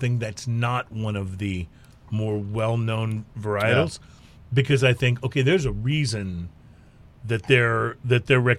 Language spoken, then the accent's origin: English; Texas, United States; we're from Texas